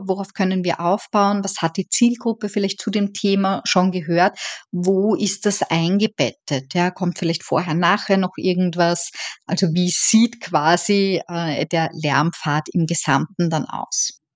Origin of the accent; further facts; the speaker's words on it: Vienna, Austria; moved away as an adult; also born or lived in Eisenstadt, Burgenland; now in Dublin, Ireland; wie man wahrscheinlich hören kann, ich bin Österreicherin